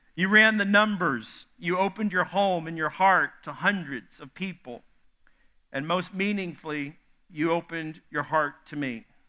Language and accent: English; the South, United States; I'm from the South